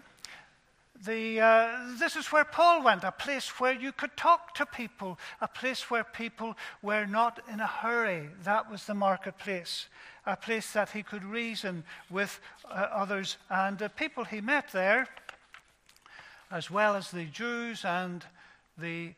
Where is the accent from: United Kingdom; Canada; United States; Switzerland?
United Kingdom; Ballymena, Northern Ireland; I was brought up in Ballymena